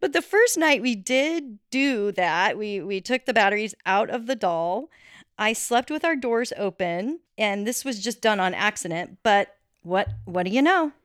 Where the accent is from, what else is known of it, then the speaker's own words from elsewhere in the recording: Colorado, United States; growing up in Colorado